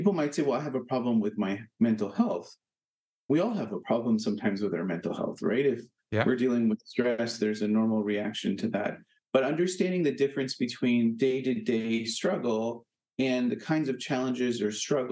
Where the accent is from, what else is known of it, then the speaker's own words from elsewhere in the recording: Canada; now in Hartford, United States; as a Canadian